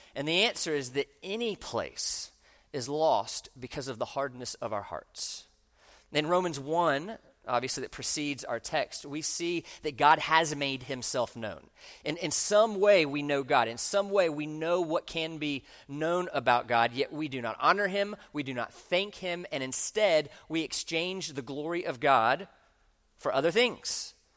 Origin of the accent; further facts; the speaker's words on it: Orlando, Florida, United States; I grew up in Orlando